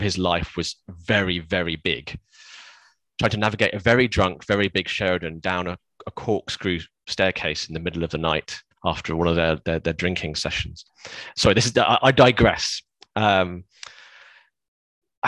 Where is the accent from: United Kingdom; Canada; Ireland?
United Kingdom; West Midlands; I grew up in the West Midlands, and we lived quite close to Stratford-upon-Avon